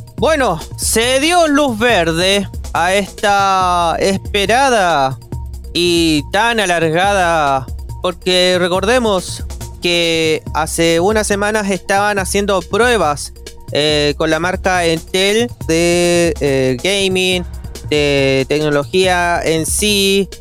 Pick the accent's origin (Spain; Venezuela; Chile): Chile; podemos reconocer como chilenos